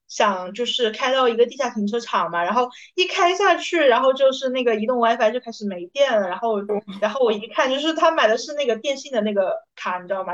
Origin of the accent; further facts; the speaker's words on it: Hunan, China; 我是湖南人